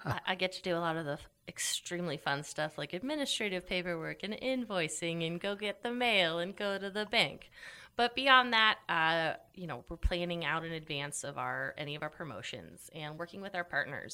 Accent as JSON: {"language": "English", "region": "Idaho", "country": "United States", "also_born_or_lived": "Austin, Texas / Chicago, Illinois", "moved": "as an adult", "said": "I was gone from Idaho less than a year, or just about a year. And I was like, I got to get back to Idaho."}